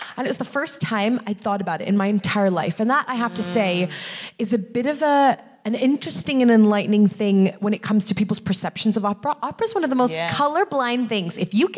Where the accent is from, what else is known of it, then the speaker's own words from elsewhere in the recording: United States; I'm American.